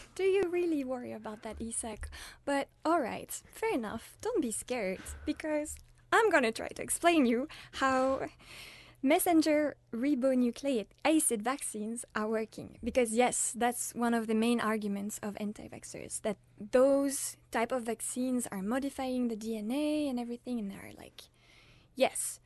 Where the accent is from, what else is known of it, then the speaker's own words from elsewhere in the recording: France; now in Uppsala, Sweden; I'm French, and I'm studying humanitarian action